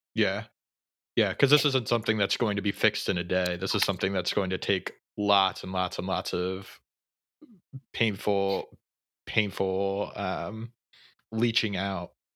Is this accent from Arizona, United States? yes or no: no; Pennsylvania, United States; I grew up in Pennsylvania, my family has lived in Pennsylvania their entire lives